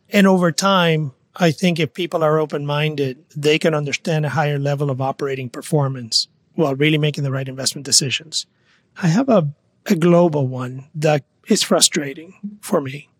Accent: Mayagüez, Puerto Rico; moved away; also born or lived in New York; I am from Mayagüez, Puerto Rico. I grew up in a small town

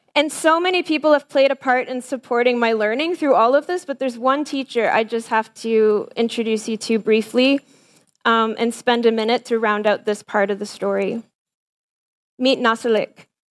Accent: Windsor, Ontario, Canada; I'm a kid from Southern Ontario

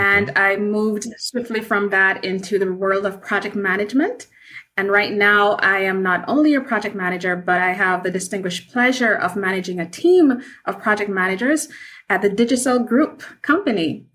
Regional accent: Kingston, Jamaica; I am from Kingston, Jamaica

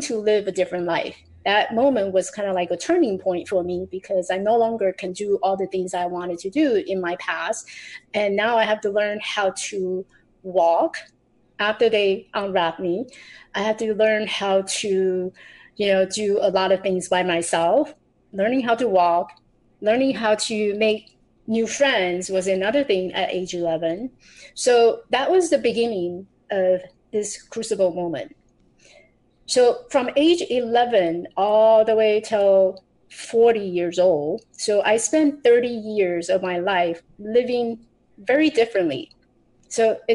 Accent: Taiwan; I grew up in Taiwan. I was born in Taiwan.

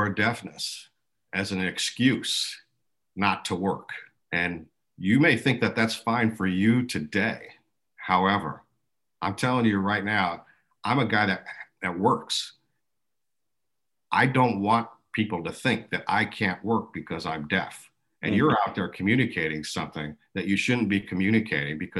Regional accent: West Michigan, United States; first language American Sign Language; English is a second language; also born or lived in Colorado; I grew up here in Michigan, in West Michigan

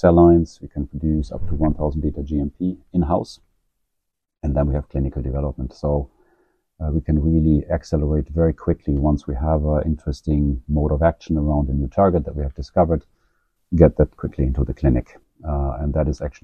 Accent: Germany; moved away as an adult; also born or lived in Dublin, Ireland / San Francisco Bay Area / Scandinavia; now in Oslo, Norway; I'm originally from Germany. But I left Germany now, I think a little bit 20 years ago

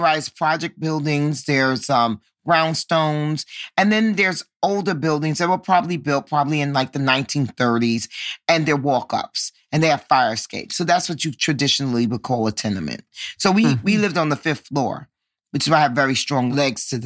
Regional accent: New York City, New York, United States; I grew up in Harlem. And for your listeners who may not know, Harlem is a part of Manhattan

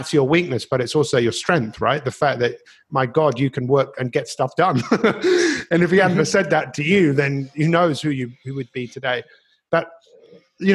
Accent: London, United Kingdom; growing up in Northwest London

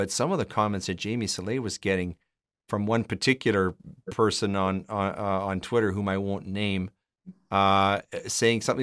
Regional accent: Alberta, Canada; I grew up in Alberta

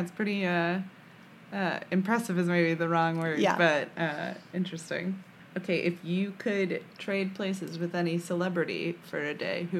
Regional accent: Chicago, Illinois, United States; moved away as an adult; also born or lived in Virginia; now in Columbus, United States; I'm from Chicago, and I was like, I'll go back to Chicago. And then I lived in the South for 10 years.

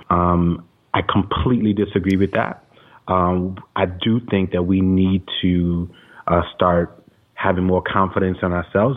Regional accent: New York City, New York, United States; growing up in Brooklyn

